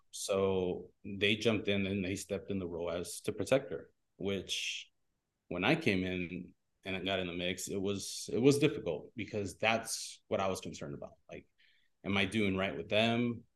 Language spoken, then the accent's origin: English; Pico Rivera, California, United States; I grew up in Pico Rivera